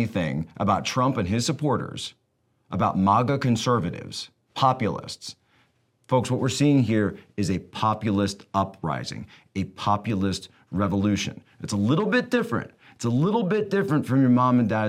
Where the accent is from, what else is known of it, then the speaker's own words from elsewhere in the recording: Pennsylvania, United States; Pennsylvania a state that's just a little bit, my home state